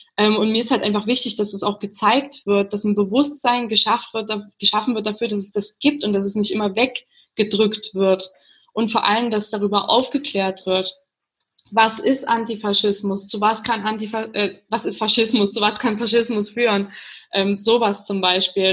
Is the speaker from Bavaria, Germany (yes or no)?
no; Chemnitz, Saxony, Germany; wir kommen aus Chemnitz